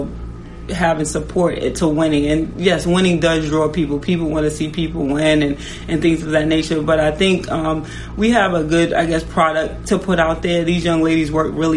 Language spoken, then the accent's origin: English; New York, United States; now in Washington, D.C., United States; I am from New York